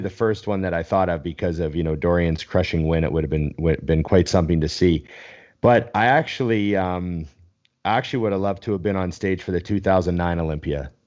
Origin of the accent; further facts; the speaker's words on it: Canada; I'm Canadian